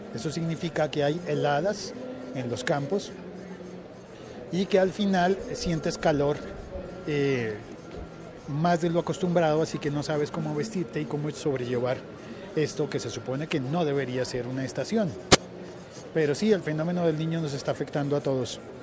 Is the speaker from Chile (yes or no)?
no; Colombia; se supone que en mi país no hay, no hay estaciones